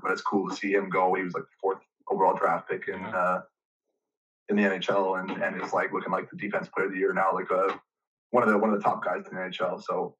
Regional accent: Calgary, Alberta, Canada; I'm from Calgary, Alberta.

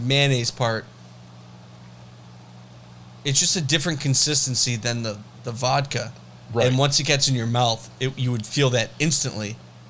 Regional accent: United States; I'm not English. I'm American.

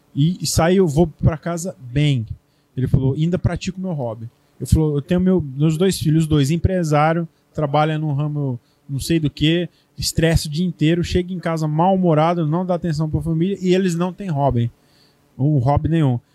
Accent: Brazil; moved away; sou brasileiro

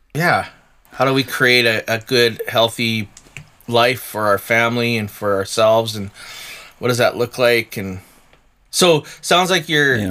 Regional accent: Chilliwack, British Columbia, Canada; now in Okanagan, Canada; I'm from Chilliwack

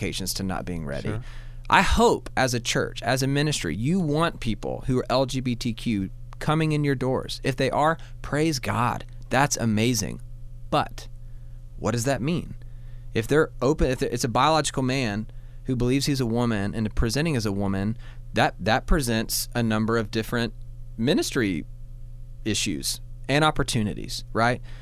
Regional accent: Georgia, United States; now in Alabama, United States; I'm from Georgia, I'm an average Alabamian.

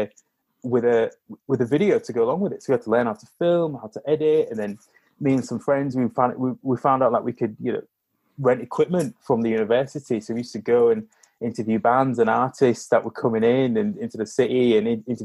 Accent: Hull, Yorkshire and the Humber, United Kingdom; I grew up in Hull. I live in Wincy, but I went to school in Hull.

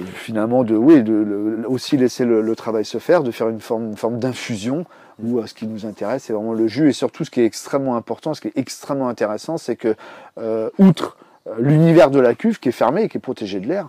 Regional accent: Brittany, France; moved away; also born or lived in Paris; je suis né en Bretagne

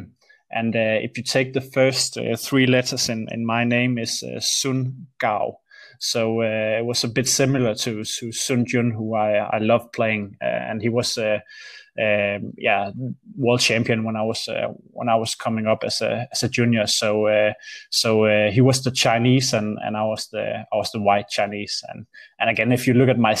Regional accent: Aarhus, Central Denmark Region, Denmark; AGF is the local football club here in Aarhus, where I'm from

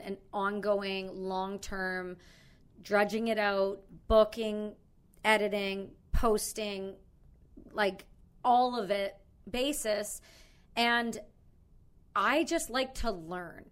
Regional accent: Canada; accent: Canadian; I'm from Canada.

